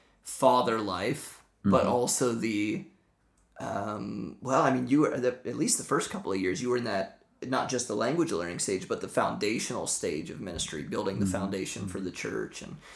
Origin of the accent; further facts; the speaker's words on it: Midwest, United States; first language English; moved away as an adult; now in Budapest, Hungary; we're from the Midwest